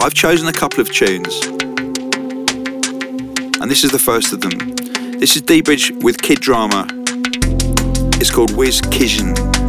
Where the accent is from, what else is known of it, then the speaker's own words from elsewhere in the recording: London, United Kingdom; And I'm from South London too.